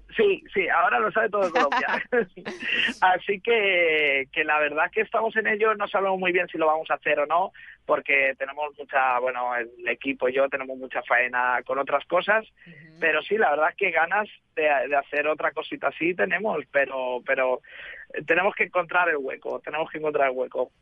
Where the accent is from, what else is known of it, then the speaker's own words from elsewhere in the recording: Madrid, Community of Madrid, Spain; now in Barcelona, Spain; yo vivo en Barcelona, pero soy de Madrid